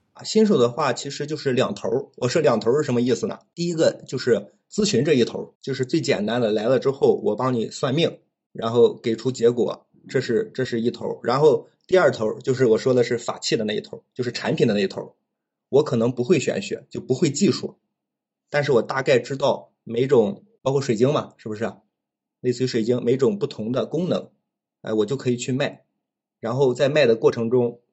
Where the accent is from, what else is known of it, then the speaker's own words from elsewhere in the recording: Shandong, China; also born or lived in Chengdu; 我家是山东的